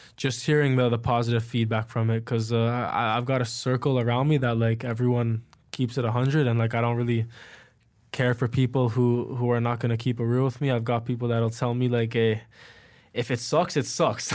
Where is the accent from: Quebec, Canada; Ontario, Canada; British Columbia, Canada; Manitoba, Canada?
Ontario, Canada; Richmond Hill; now in Toronto, Canada; I grew up in Richmond Hill